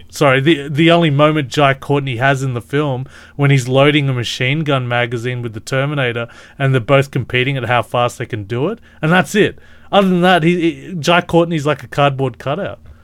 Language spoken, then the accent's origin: English; Australia; I'm Australian